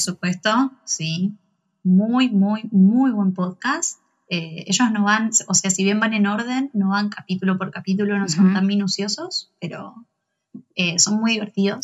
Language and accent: Spanish; Cañada de Gómez, Santa Fe, Argentina; soy de Cañada de Gómez, al igual que Eli. y nos conocemos de compañeras del secundario